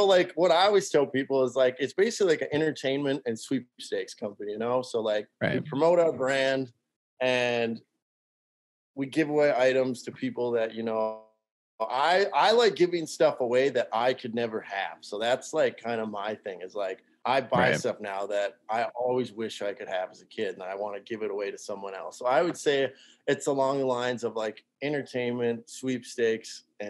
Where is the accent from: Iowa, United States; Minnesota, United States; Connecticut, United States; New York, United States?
Minnesota, United States; Cormorant; Okay, so let's so I'm from Cormorant, went to school in Lake Park, and graduated 2016